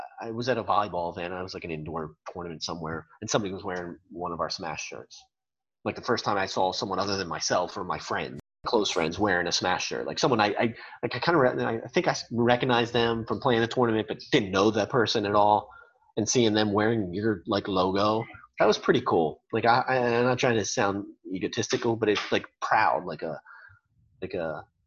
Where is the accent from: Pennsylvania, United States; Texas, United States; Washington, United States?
Pennsylvania, United States; Lancaster County; moved away as an adult; now in Florida, United States; been born and raised in Lancaster County